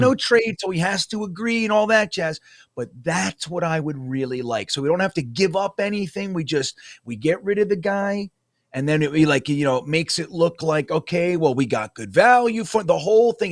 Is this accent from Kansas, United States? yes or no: no; New Jersey, United States; moved away as an adult; now in Florida, United States; I was born and raised in New Jersey